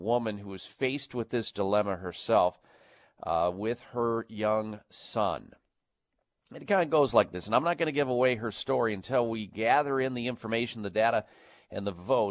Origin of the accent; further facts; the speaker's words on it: Midwest, United States; Growing up in the Midwest